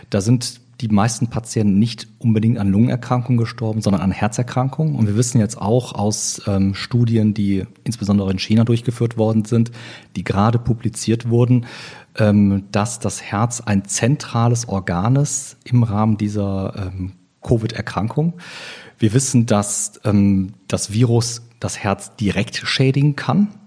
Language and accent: German; Oberhausen, North Rhine-Westphalia, Germany; also born or lived in Cologne / Düsseldorf; bin geboren in Köln, aufgewachsen in Oberhausen, also ein Kind des Ruhrgebietes und in Düsseldorf